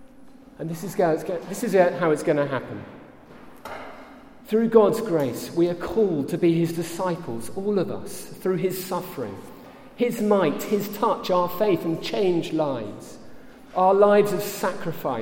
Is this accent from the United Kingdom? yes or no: yes; England, United Kingdom; Here I am from England and supporting my family